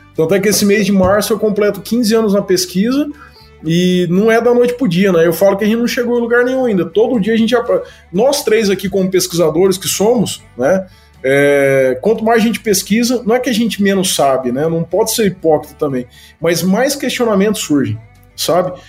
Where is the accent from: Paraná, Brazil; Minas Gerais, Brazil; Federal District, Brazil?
Paraná, Brazil; Maringá; moved away as an adult; also born or lived in Piracicaba; now in Campinas, Brazil; Mas eu nasci em Maringá, e fiz todo, todo, todo o estudo por lá e a graduação